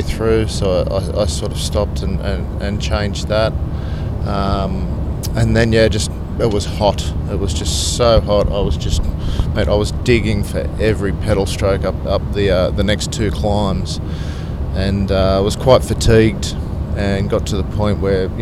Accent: Sydney, New South Wales, Australia; I'm from the Northern Beaches in Sydney, in Mona Vale.

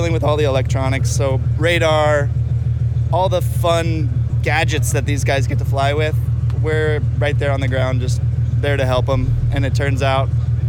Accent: Texas, United States; moved away as an adult; now in Oregon, United States; No, I'm born and raised in Texas, but I'm stationed in the Air Force. I've been there for 3 years now.

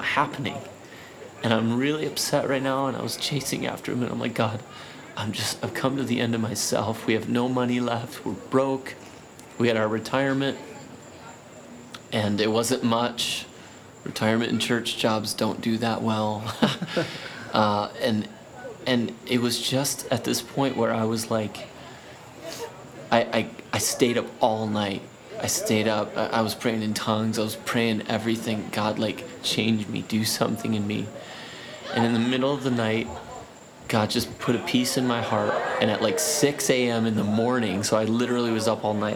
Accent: Midwest, United States; I'm from the Midwest.

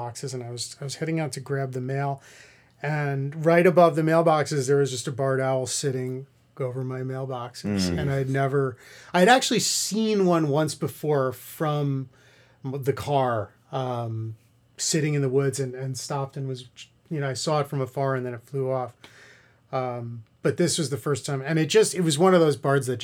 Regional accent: New York City, New York, United States; I grew up in Queens

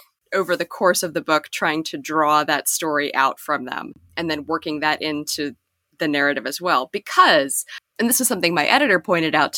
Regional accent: Western Pennsylvania, United States; I grew up in Western Pennsylvania in a small town

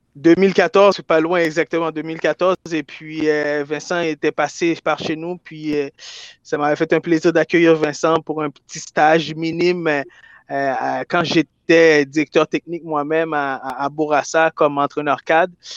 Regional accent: Quebec, Canada; je viens de Québec

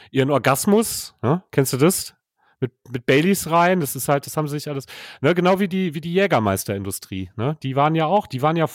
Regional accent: North Rhine-Westphalia, Germany; dass ich ihm nicht glaube, dass Limerick eine Messerstecherstadt ist, weil ich komme ja aus dem Ruhrgebiet.

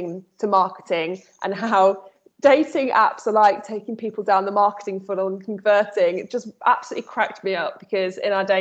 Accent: Midlands, United Kingdom; I'm from the Midlands

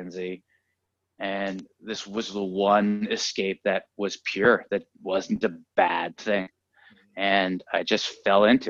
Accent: San Francisco, California, United States; now in Los Angeles, United States; Originally San Francisco

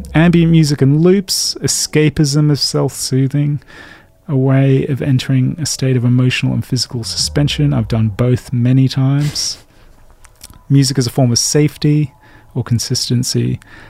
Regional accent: England, United Kingdom; I am English. I am old.

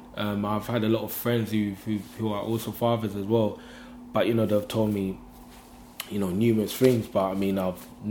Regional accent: London, United Kingdom; I'm from London

